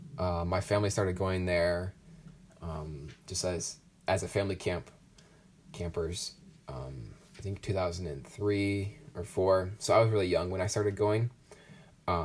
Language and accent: English; Northern Illinois, United States; I'm from Northern Illinois